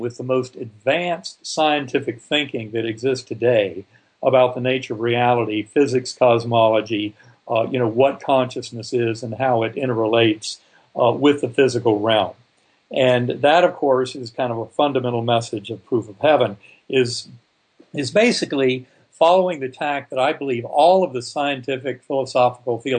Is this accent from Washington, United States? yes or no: no; North Carolina, United States; I grew up in North Carolina